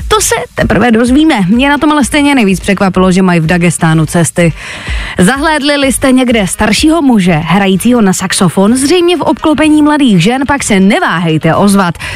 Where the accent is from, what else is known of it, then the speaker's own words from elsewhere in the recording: Czechia; my Češi